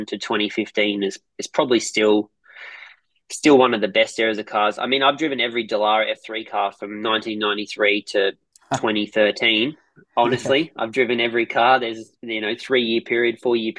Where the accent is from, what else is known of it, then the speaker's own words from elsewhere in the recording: Werris Creek, New South Wales, Australia; now in Adelaide, Australia; I grew up near Tamworth, a little country town called Werris Creek